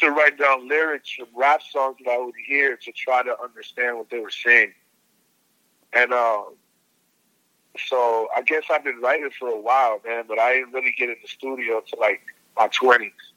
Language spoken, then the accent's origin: English; New York, United States; I'm from New York too